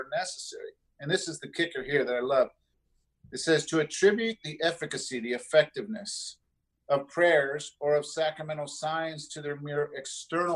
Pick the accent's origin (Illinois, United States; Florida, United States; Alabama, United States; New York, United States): Florida, United States; South; moved away; I grew up in South Florida